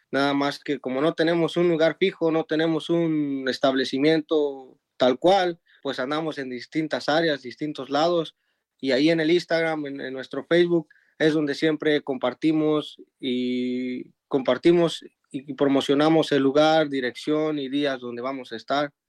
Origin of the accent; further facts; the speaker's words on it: Tarimoro, Guanajuato, Mexico; moved away as an adult; now in Dallas, United States; nosotros pues somos originarios de Guanajuato, que pues allá no tenemos mar, pero hacemos mariscos buenos. Este, y es un pueblito que se llama Tarimoro